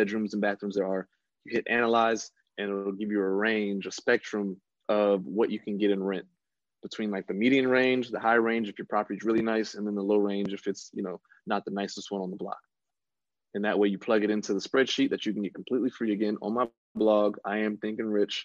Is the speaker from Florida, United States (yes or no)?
yes; West Palm Beach, Florida, United States; moved away; back in my hometown, West Palm Beach, Florida